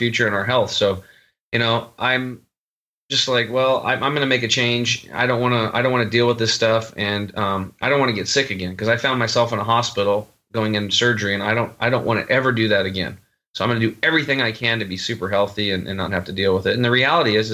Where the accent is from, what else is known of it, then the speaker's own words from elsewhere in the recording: Eastern Oregon, United States; I grew up over in Eastern Oregon on a cattle and hay farm, hunting and fishing